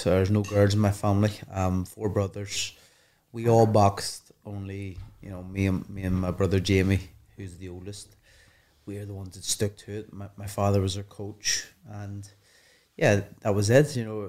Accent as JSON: {"language": "English", "country": "Ireland", "said": "And maybe because what I've done, the amateurs, but also my own talents, and then adding being Irish to it, you know, helps."}